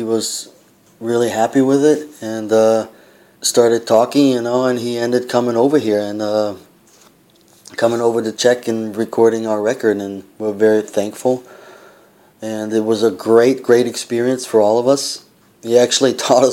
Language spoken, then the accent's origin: English; United States; also born or lived in Austria; now in Prague, Czech Republic; me being the American in the band